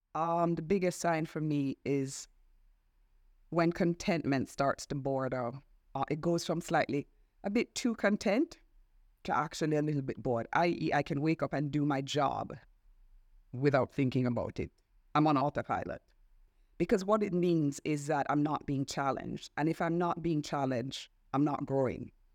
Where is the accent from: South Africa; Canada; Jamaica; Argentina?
Jamaica; moved away as an adult; also born or lived in Washington; I'm Jamaican.